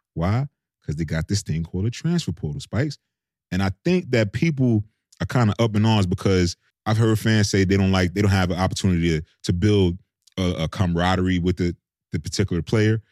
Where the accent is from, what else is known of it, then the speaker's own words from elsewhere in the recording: New York City, New York, United States; moved away as an adult; also born or lived in Oxford, Mississippi; I came from, literally from New York City, inner city queens